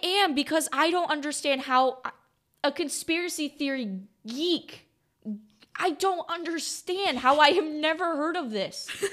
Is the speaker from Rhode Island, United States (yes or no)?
no; Battle Creek, Michigan, United States; I am from Battle Creek, Michigan